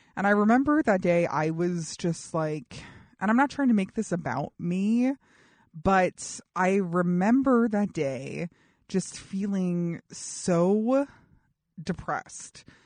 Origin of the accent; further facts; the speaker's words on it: New York City, New York, United States; I was born in New York City